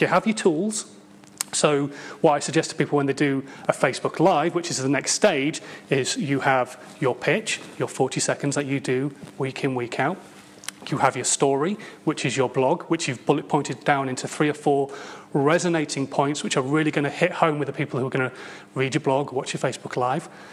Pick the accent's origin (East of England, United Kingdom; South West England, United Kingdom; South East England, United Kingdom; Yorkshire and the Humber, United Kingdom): Yorkshire and the Humber, United Kingdom; Hull; moved away; I come from Hull